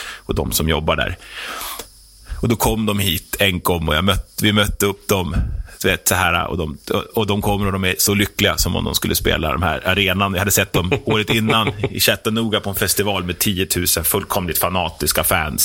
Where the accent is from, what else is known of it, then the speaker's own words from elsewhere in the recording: Herräng, Stockholm County, Sweden; also born or lived in Norrtälje; jag är 47 eh, år, eh, uppe från Herräng